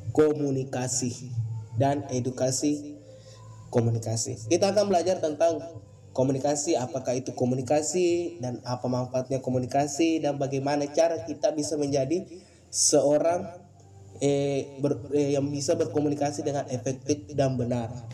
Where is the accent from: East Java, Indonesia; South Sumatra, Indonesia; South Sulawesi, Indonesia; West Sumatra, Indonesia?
South Sulawesi, Indonesia; Bone; asal saya dari Kabupaten Bone, Sulawesi Selatan.